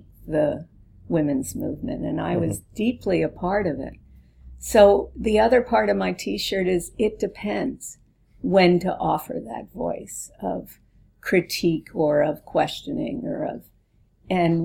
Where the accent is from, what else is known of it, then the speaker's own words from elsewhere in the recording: East Coast, United States; now in California, United States; I was from the East Coast